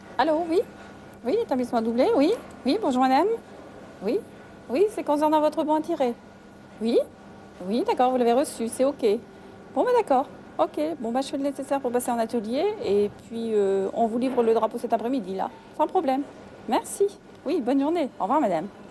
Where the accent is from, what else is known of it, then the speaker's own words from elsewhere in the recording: Avelin, Hauts-de-France, France; je suis née à Avelin, j'ai toute ma jeunesse à Avelin